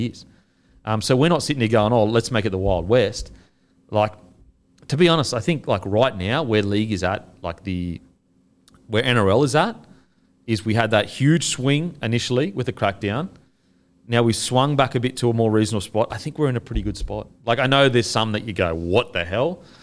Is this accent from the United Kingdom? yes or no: no; Australia; as an Australian